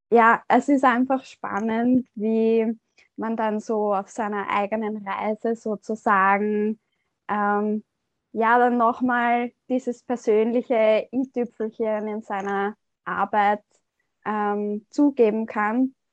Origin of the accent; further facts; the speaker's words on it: Austria; ich komme aus Österreich.